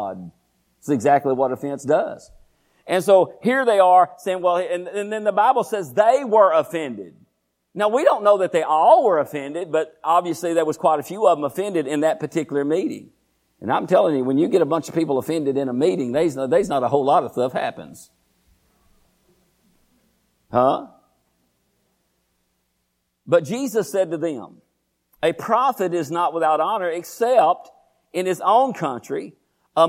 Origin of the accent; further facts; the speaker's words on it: Groesbeck, Texas, United States; I was born and raised in Groesbeck, Texas